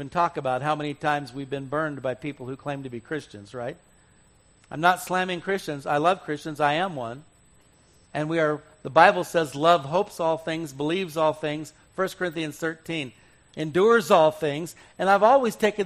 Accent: Arizona, United States; I grew up in Arizona

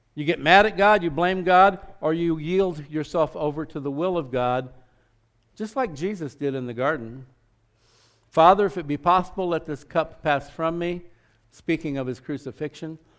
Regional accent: Scottsdale, Arizona, United States; growing up in Scottsdale, Arizona, it was kind of podunk back in those days.

